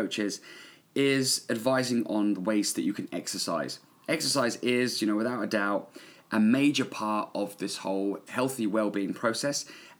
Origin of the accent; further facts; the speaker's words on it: England, United Kingdom; also born or lived in New Zealand; I own a gym here in my hometown in England